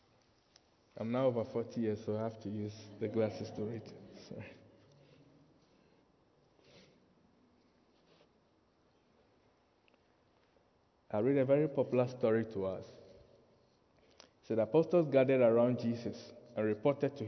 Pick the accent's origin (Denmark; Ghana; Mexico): Ghana; you need to work a little bit to understand my accent and my pronunciation because I'm from Ghana. I'm not English, I'm Ghanaian.